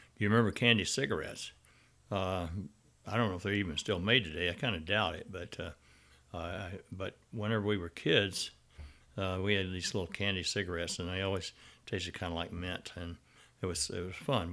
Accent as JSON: {"language": "English", "region": "Arkansas", "country": "United States", "tie": "born or raised there", "said": "my growing up in Arkansas"}